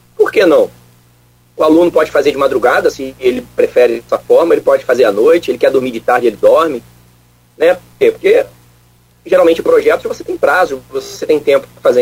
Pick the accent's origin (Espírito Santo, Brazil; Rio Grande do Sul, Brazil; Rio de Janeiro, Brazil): Rio de Janeiro, Brazil; Niterói; moved away as an adult; also born or lived in Viçosa, Minas Gerais / Lavras, Minas Gerais; eu sou natural de Niterói, né? Então sou fluminense também